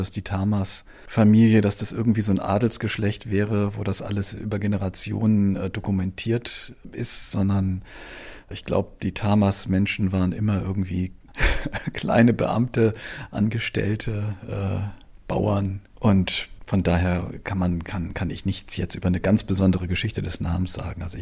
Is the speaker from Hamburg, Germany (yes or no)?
yes; Hamburg, Germany; Ich bin dann in Hamburg aufgewachsen